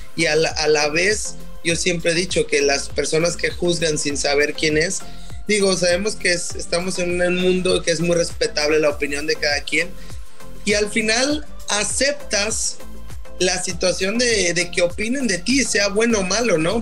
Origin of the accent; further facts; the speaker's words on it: Mexico; moved away as an adult; also born or lived in Germany / Qatar; me fui de México, ¿no? Cuando me fui de México a Alemania